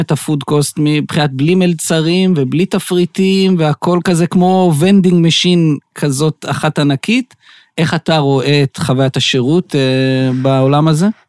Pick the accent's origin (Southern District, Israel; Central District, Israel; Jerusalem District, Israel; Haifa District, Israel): Southern District, Israel; Beersheba; אני באר שבעי